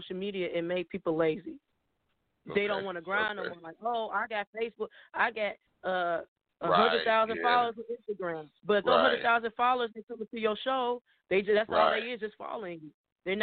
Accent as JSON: {"language": "English", "town": "Chicago", "region": "Illinois", "country": "United States", "said": "I'm from Chicago"}